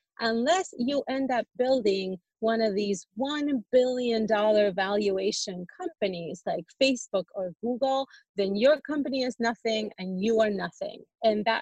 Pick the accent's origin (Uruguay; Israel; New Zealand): Uruguay; now in United States; I'm a woman, I'm an immigrant from Uruguay